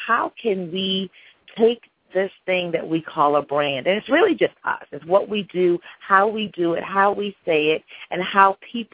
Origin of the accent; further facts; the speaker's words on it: Cambridge, Massachusetts, United States; also born or lived in England; now in Atlanta, United States; I was actually born in England. I grew up in Cambridge, Massachusetts, currently reside in Atlanta.